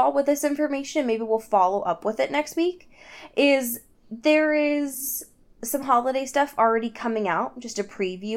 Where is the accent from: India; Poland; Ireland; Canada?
Ireland; I am that Irish person